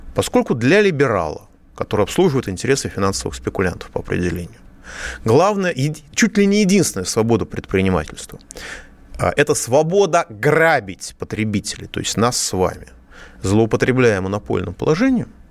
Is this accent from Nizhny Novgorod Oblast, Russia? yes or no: no; Moscow, Russia; я, как москвич